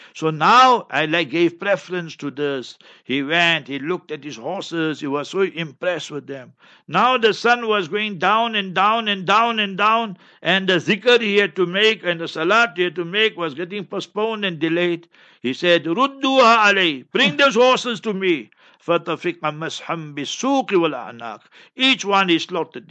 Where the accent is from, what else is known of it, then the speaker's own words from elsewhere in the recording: Heidelberg, Gauteng, South Africa; moved away; also born or lived in Pakistan / Newcastle, South Africa; I am from Heidelberg, right? So you must remember that I'm born and bred there. Then I went to Pakistan, seven years approximately, 20 years Newcastle, and now here